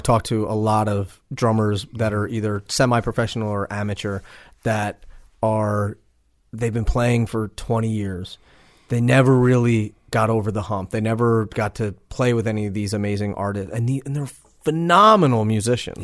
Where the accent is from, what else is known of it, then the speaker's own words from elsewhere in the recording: East Coast, United States; I'm from the East Coast